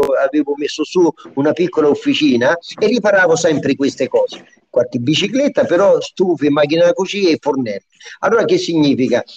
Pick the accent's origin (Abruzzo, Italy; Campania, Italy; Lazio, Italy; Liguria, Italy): Lazio, Italy; Lubriano; nel 64 sono ritornato al mio paese